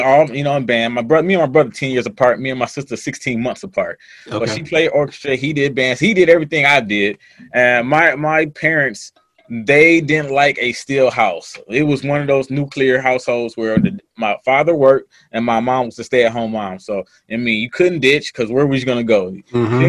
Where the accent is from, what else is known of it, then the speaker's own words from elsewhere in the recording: Joliet, Illinois, United States; moved away as an adult; also born or lived in Los Angeles / Atlanta; I grew up in Joliet, Illinois. It's about 30, 45 minutes outside of Chicago